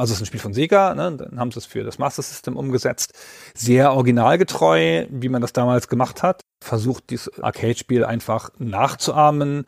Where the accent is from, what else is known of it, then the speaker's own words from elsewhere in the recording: Baden-Württemberg, Germany; Ich komme ja aus Baden-Württemberg